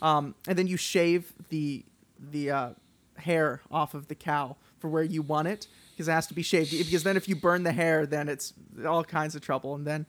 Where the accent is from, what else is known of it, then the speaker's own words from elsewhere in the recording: Texas, United States; I'm from Texas